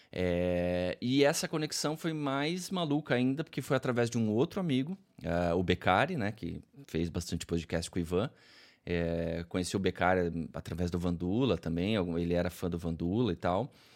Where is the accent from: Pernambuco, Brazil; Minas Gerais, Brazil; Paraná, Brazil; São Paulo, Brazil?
Paraná, Brazil; Curitiba; Eu sou de Curitiba, nascido e criado aqui, moro aqui